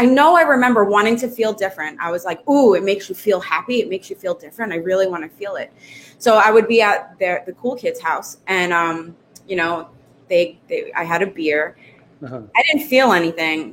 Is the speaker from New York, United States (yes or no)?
yes; Brooklyn, New York, United States; also born or lived in Staten Island, New York; growing up in Brooklyn